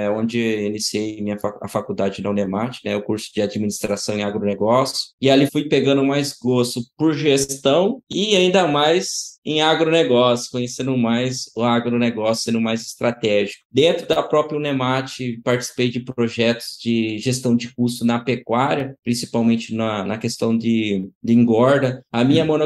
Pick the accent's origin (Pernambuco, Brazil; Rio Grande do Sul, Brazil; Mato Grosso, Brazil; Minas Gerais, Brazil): Mato Grosso, Brazil; Brasnorte; born there; Bom, sou nascido em Brasnorte. É, Brasnorte é um município no estado do Mato Grosso, interior